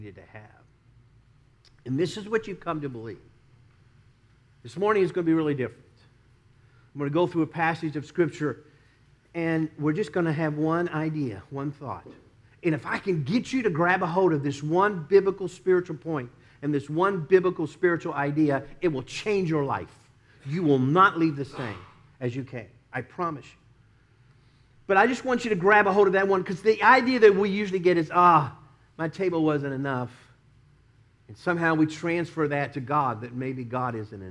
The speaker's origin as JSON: {"language": "English", "town": "Dallas", "region": "Texas", "country": "United States", "tie": "born or raised there", "moved": "yes", "lives_now": "Tampa, United States", "said": "we'd be growing up in Dallas"}